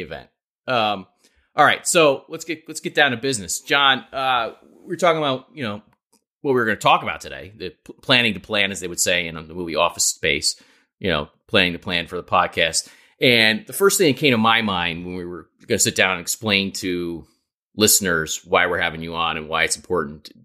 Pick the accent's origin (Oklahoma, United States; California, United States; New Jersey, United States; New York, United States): New York, United States; the New Yorker representative on this podcast